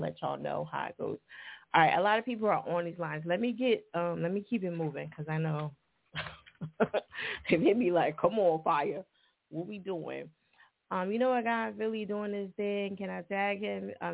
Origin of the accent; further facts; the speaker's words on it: New Jersey, United States; accent: Jersey; my Jersey accent